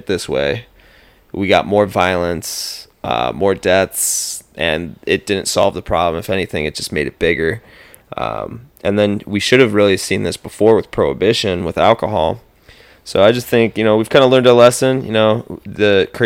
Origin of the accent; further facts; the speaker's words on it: Chardon, Ohio, United States; growing up in Little Chardon, Ohio, suburb of Cleveland